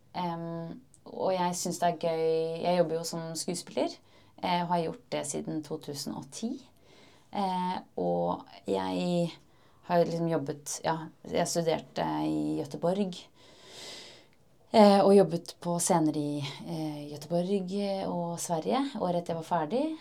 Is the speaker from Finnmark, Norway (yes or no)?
no; Oslo, Norway; jeg er født og oppvokst i Oslo